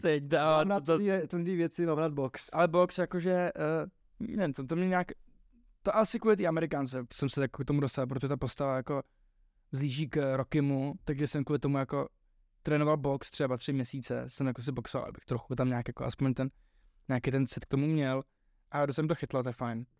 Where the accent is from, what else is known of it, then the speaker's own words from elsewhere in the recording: Czechia; also born or lived in Ireland; já jsem se narodil v tom Irsku, ale hrozně jsem víc Čech než Ir